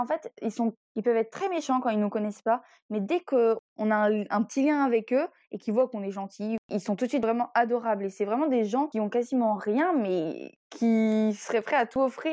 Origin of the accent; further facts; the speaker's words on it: Brittany, France; on est breton